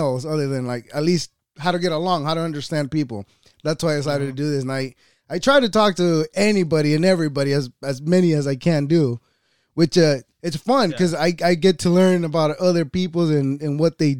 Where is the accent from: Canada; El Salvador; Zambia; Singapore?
El Salvador; I was born in El Salvador.